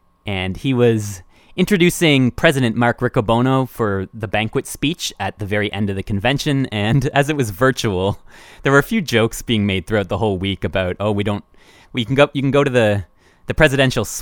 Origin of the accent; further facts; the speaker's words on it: Canada; I was from Canada